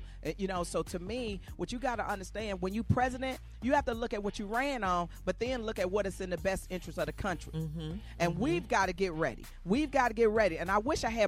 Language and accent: English; Arkansas, United States; I'm from Arkansas